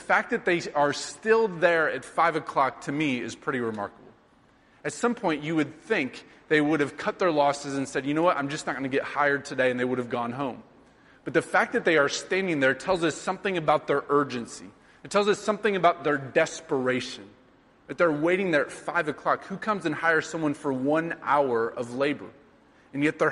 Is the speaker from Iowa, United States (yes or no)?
yes; Sheraton, Iowa, United States; now in New York, United States; my hometown of Sheraton, Iowa.